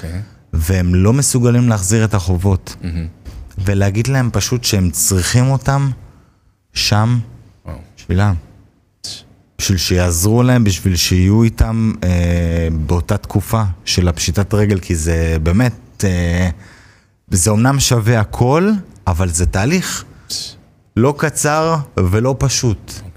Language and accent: Hebrew; Hod HaSharon, Central District, Israel; גדלתי בהוד השרון